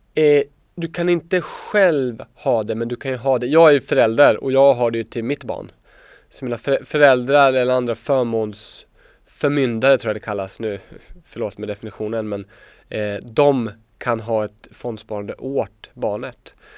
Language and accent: Swedish; Småland, Sweden; Jag är från Småland